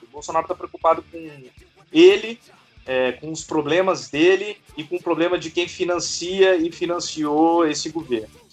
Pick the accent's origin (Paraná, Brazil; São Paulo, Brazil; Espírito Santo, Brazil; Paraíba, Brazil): Espírito Santo, Brazil; Vitória; sou de Vitória, do Espírito Santo